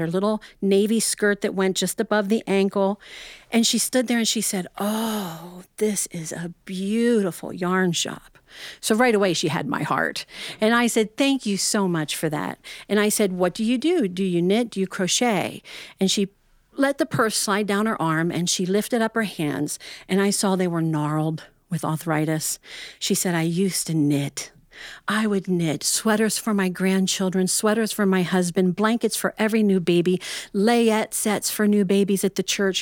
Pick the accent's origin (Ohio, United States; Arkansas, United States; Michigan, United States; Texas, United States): Ohio, United States